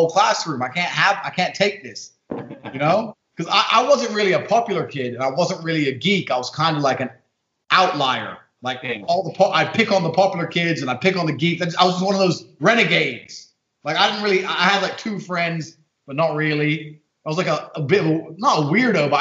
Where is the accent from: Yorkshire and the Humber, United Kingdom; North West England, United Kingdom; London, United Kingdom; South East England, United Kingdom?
London, United Kingdom; also born or lived in Indiana, United States; she moved to London. I grew up in London